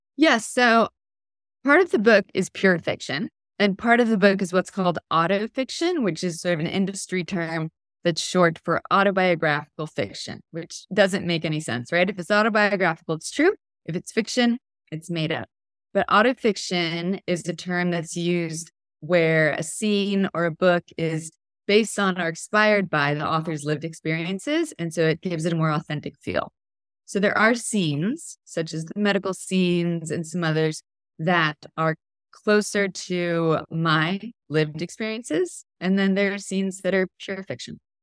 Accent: Texas, United States; moved away; also born or lived in Portland, Oregon; I grew up in Texas

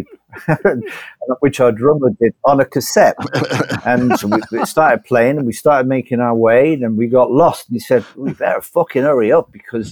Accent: Bristol, South West England, United Kingdom; moved away as an adult; also born or lived in Liverpool / Leeds / Herefordshire / London; now in Brazil; I moved from Bristol to Liverpool when I was 18

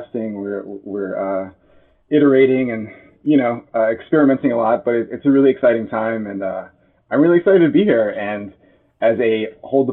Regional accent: Baton Rouge, Louisiana, United States; I grew up in Baton Rouge

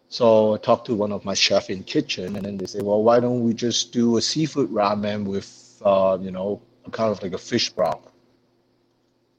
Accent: China; now in Winnipeg, Canada; Where I come from, my hometown in China, is pretty famous for the chili oil

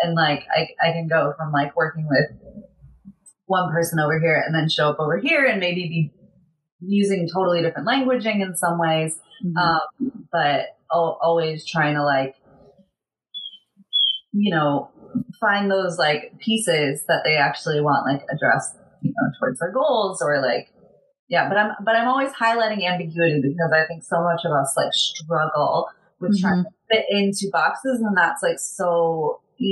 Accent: San Diego, California, United States; growing up in San Diego where you have like carne asada fries

